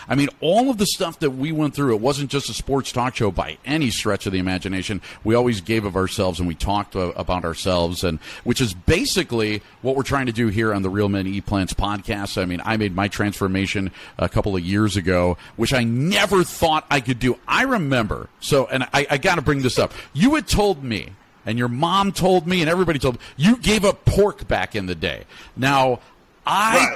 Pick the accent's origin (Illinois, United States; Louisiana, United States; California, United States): Illinois, United States; Chicago; I actually was born and raised in Chicago